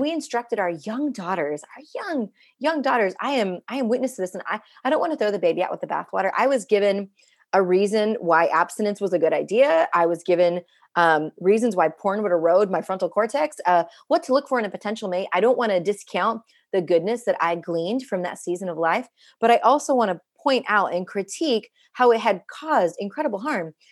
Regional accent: India; now in United States; I'm an Indian immigrant woman living in the United States

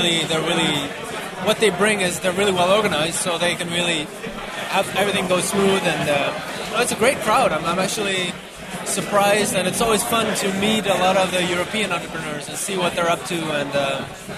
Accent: Bruges, Flanders, Belgium; We're from Bruges

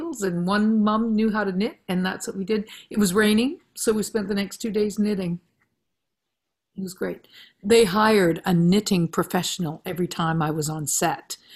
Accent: Listowel, Ontario, Canada; now in North Vancouver, Canada; me growing up in Listwell and the farm

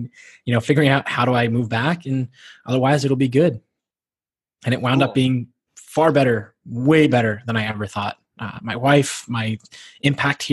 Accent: Pittsburgh, Pennsylvania, United States; moved away as an adult; now in Tel Aviv, Israel; I moved from here from Pittsburgh. I was born and raised

